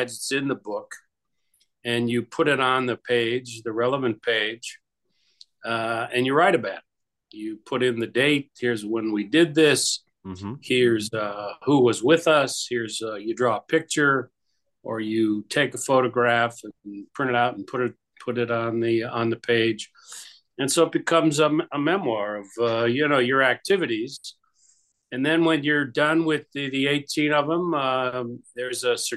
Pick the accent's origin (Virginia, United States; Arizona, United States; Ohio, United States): Ohio, United States; Youngstown; I grew up in Youngstown, Ohio